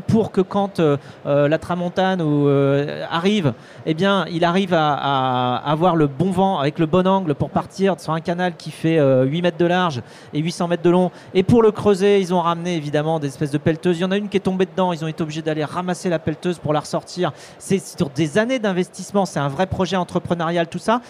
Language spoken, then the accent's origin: French; Vendée, Pays de la Loire, France; je suis vendéen, hein, tu vois, je suis j'ai grandi en Vendée entre des vaches et des moutons